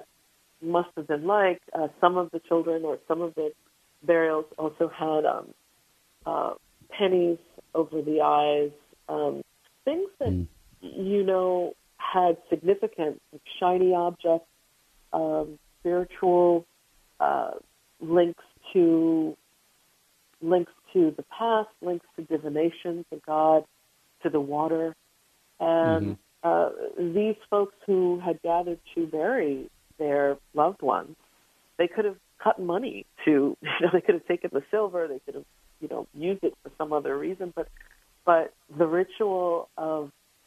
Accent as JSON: {"language": "English", "town": "New York City", "region": "New York", "country": "United States", "said": "as a New Yorker"}